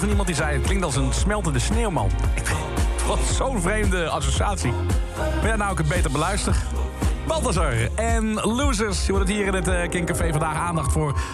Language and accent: Dutch; Limburg, Netherlands; ik kom uit Limburg